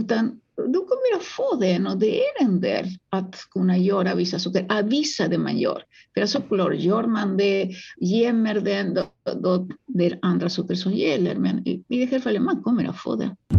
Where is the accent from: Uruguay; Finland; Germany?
Uruguay; Swedish is a second language; now in Sweden; jag kommer ursprungligen från Uruguay och jag var väldigt, väldigt fattig där, så jag fick eh, arbeta med att rensa fisk